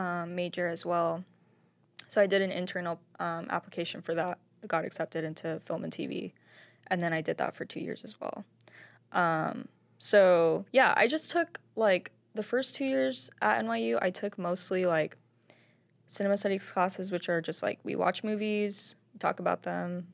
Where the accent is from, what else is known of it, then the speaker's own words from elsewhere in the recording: Springdale, Arkansas, United States; moved away as an adult; also born or lived in New York; I grew up in Springdale. I was born and raised there.